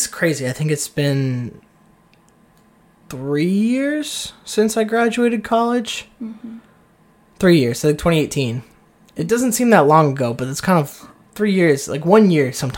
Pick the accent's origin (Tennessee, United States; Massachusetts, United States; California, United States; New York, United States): Massachusetts, United States; Seekonk; moved away as an adult; also born or lived in Texas / Georgia; I have this somewhat attachment to this town of Seekonk